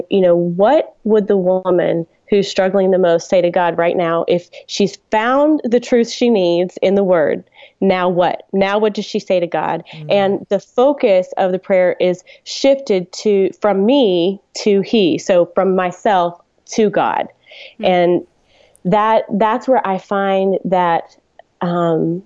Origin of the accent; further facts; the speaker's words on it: Dallas, Texas, United States; I grew up in Dallas